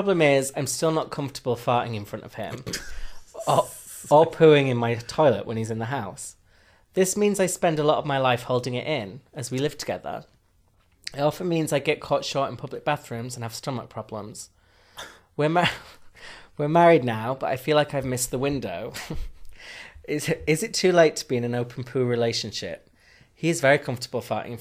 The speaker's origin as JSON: {"language": "English", "region": "the north of England", "country": "United Kingdom", "accent": "northern", "said": "my northern accent"}